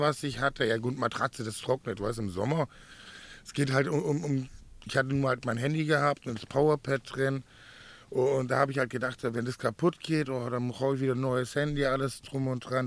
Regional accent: Swabia, Baden-Württemberg, Germany; moved away as an adult; now in Mallorca, Spain; ich komme aus dem Schwabeländer

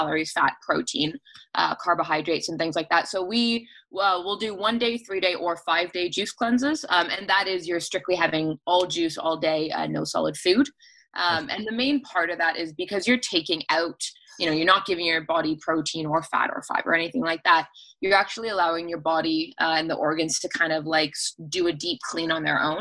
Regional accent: Cambridge, Ontario, Canada; I was born and raised in Galt

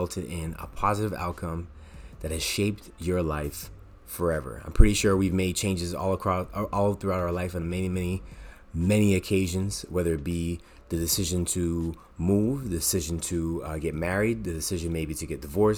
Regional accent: Toronto, Ontario, Canada; moved away as an adult; now in Montreal, Canada; I was born in Montreal, Quebec. I moved when I was 3 years old to Toronto, lived here for 20 years, and I moved back in 2008.

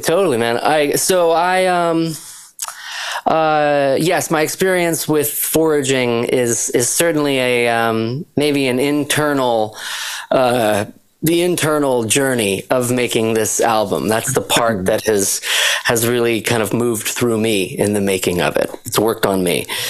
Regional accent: Shelburne Falls, Massachusetts, United States; I grew up in Western Massachusetts, rural uh, area of Western Mass

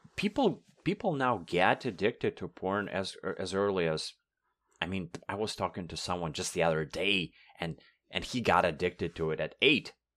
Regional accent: Russia; first language Russian; English is a second language; moved away as an adult; now in Toronto, Canada; I've been lucky to move from Russia to Canada four years ago.

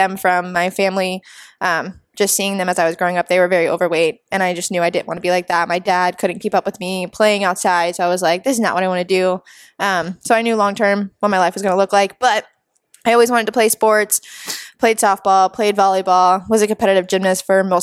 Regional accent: Florida, United States; also born or lived in New Jersey; moved down here when I was 5. So I guess you can say I'm from Florida

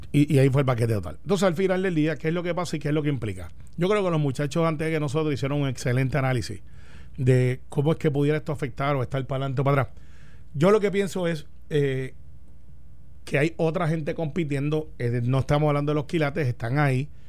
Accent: Puerto Rico; como puertorriqueños

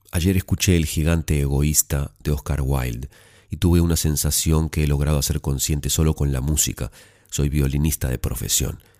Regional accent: Pasto, Nariño, Colombia; now in Medellín, Colombia; Verás, soy de una ciudad pequeña, Pasto, pero vivo en Medellín. Hace poco me fui de vacaciones a mi ciudad natal

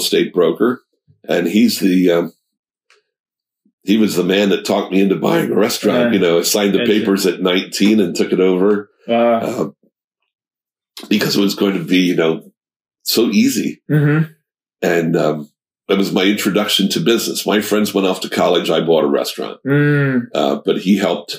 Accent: Lebanon, Pennsylvania, United States; I was born and raised in Lebanon, okay. So I'm a lifelong resident

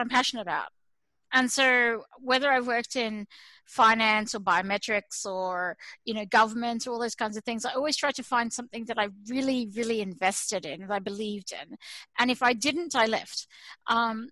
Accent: Australia; now in United States; to live as an Australian in America

